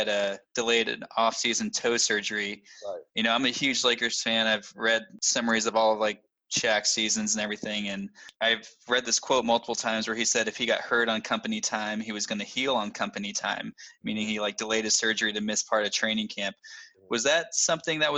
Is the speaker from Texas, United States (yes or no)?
yes; Dallas, Texas, United States; I grew up in the Dallas area.